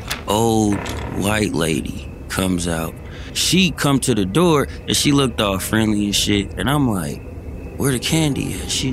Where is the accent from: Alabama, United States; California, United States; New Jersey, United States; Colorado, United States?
California, United States; Berkeley; I grew up in Berkeley. Berkeley's a city away over from Oakland